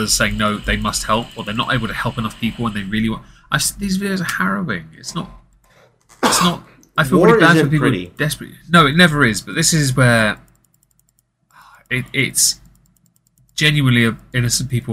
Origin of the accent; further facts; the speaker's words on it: England, United Kingdom; I'm English